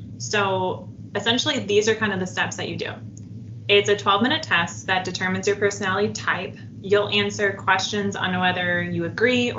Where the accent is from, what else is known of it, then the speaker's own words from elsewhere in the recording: Minnesota, United States; now in Michigan, United States; I'm originally from Minnesota